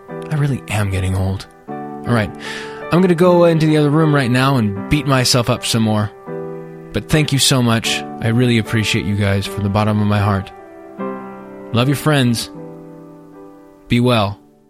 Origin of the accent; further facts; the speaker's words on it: California, United States; I grew up in California